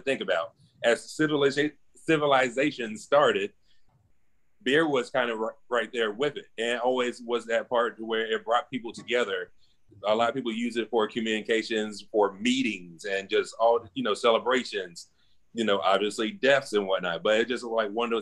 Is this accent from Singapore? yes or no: no; Clay-Chalkville High School, Alabama, United States; I went to Clay Chopper High School, class of 05